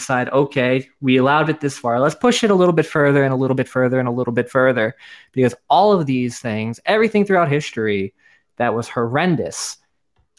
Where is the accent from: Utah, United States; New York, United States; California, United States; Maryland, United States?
New York, United States; I'm from New York